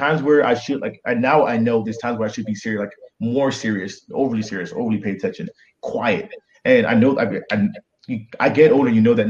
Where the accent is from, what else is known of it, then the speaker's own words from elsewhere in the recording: Nigeria; I'll say this, man, as a Nigerian boy, you know, we got beat when we're bad, and I was a really bad kid.